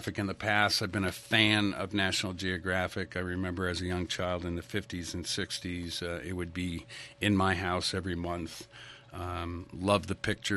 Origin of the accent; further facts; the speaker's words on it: New England, United States; moved away as an adult; now in Idaho, United States; I grew up in New England, and I came out to Idaho 30 years ago.